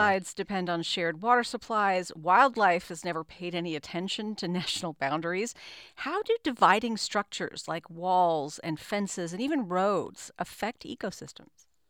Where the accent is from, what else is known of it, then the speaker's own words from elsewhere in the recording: El Paso, Texas, United States; I happen to be from a border city. I'm from El Paso